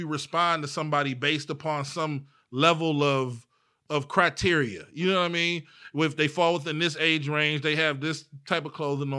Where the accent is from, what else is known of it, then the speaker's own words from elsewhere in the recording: East Cleveland, Ohio, United States; I am from East Cleveland